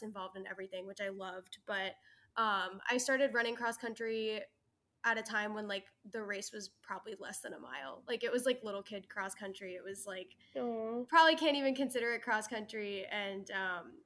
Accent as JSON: {"language": "English", "region": "New York", "country": "United States", "said": "I'm from New York, which New York is like a huge running state."}